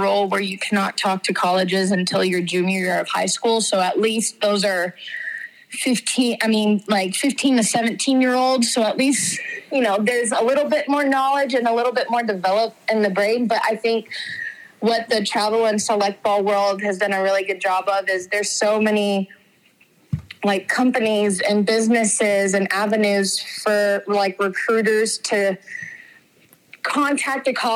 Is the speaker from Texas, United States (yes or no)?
yes; Houston, Texas, United States; growing up in Houston, Texas